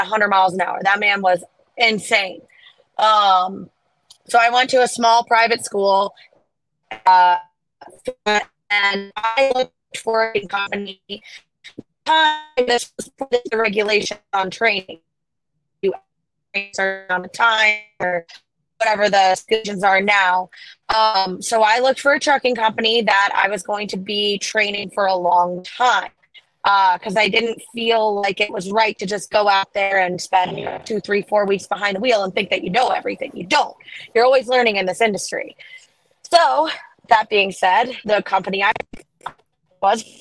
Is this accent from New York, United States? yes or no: no; Florida, United States; I'm from Florida.